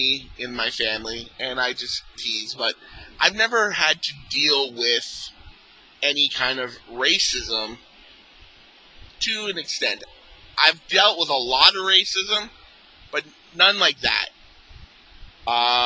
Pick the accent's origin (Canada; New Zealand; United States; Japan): Canada; Mississauga, Ontario; I grew up in Mississauga, which is a suburb of Toronto